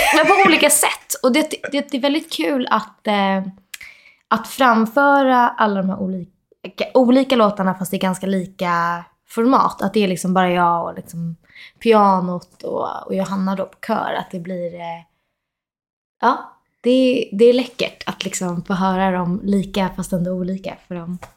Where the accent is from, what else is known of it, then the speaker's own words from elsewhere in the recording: Solna, Stockholm County, Sweden; moved away as an adult; also born or lived in Los Angeles, United States; jag är faktiskt uppvuxen i, i Råsunda också